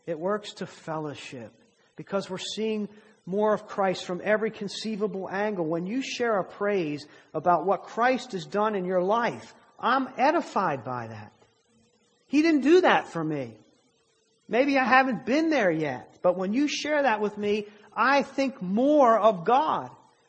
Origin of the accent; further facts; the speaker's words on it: Maryland, United States; accent: southern; now in Virginia, United States; I'm from Maryland. And when I came here, I've lived here in Virginia much longer now than I lived in Maryland. When I go home, I don't realize it about myself, but apparently I have a southern accent